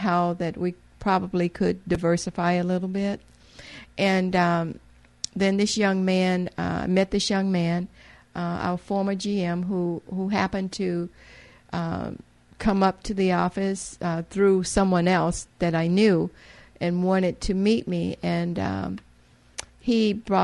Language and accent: English; Mississippi, United States; moved away as an adult; also born or lived in Louisiana / Memphis, Tennessee / Houston, Texas / Chicago; now in Muskegon, United States; I'm from a little town in Mississippi